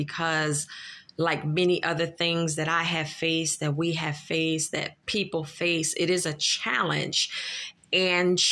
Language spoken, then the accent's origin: English; Philadelphia, Pennsylvania, United States; I'm from Philadelphia. I am a Philadelphian. And not only that, I grew up in North Philadelphia